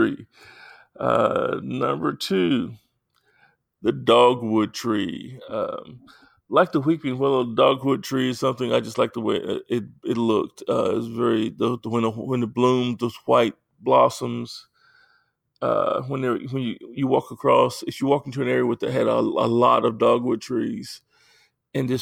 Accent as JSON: {"language": "English", "town": "Jersey", "region": "Arkansas", "country": "United States", "tie": "born or raised there", "said": "I grew up in South Arkansas in the rural community of Jersey, Arkansas, surrounded by trees"}